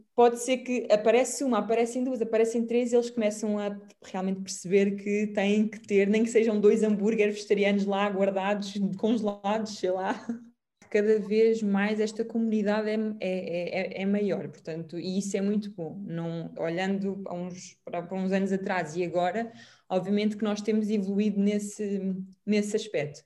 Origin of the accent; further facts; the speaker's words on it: Portugal; como boa portuguesa